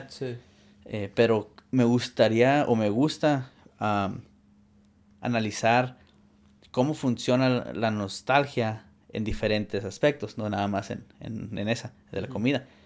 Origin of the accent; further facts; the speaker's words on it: Arizona, United States; also born or lived in California; Y yo crecí viviendo seis meses en Arizona y seis meses en California.